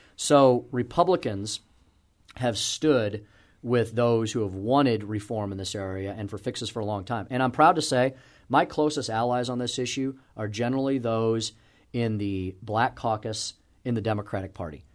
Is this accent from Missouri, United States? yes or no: yes; St. Louis, Missouri, United States; I grew up here, uh, went to school in the city, and purposefully came back, um, to, to my home state